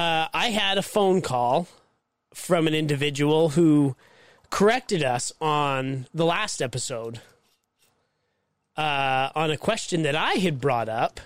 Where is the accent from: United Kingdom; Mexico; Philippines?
Mexico; now in United States; It's because I was raised in Mexico and they didn't have snow.